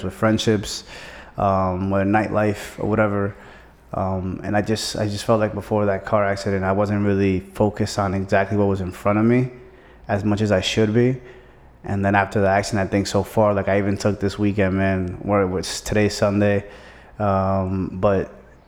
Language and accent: English; New York City, New York, United States; moved away; I'm originally from Brooklyn, New York